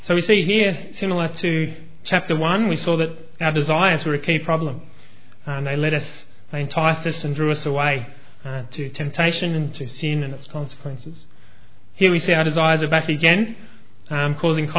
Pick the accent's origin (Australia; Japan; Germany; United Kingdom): Australia